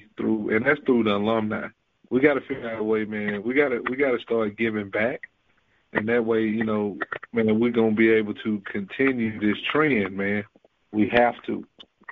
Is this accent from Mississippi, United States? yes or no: yes; McComb, Mississippi, United States; growing up in Macomb, man, you know, there was no NBA players